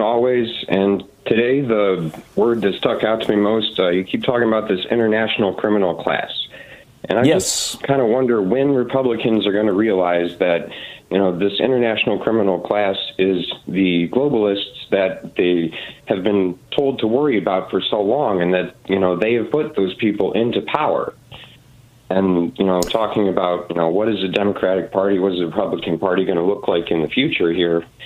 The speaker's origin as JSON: {"language": "English", "region": "Ohio", "country": "United States", "said": "I come from Ohio, which has always been somewhat considered a conservative state."}